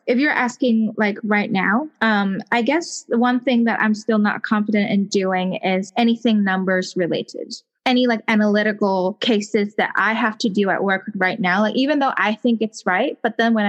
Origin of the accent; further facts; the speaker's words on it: Hong Kong; accent: Hong Kong; English is a second language; I strive to learn, you know, like how to get rid of that Hong Kong accent when I'm speaking English